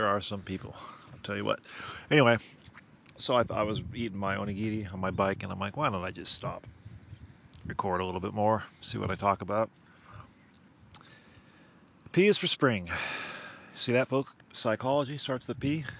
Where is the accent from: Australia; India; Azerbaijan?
Australia; also born or lived in South Africa; I'm from Australia by way of South Africa.